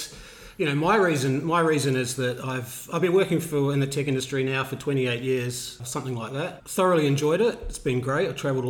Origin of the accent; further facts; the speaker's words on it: New Zealand; moved away as an adult; also born or lived in Netherlands; now in Australia; I grew up in New Zealand.